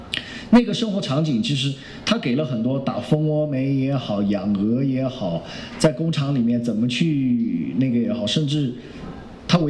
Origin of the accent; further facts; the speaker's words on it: Yunnan, China; 找了一个是我听了口音是我们云南的一个哈。